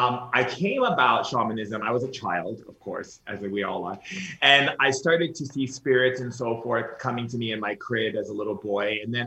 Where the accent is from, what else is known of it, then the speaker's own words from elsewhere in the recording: Foster City, California, United States; also born or lived in Sacramento; I was born in Sacramento. We moved to this little town outside of San Francisco called Foster City.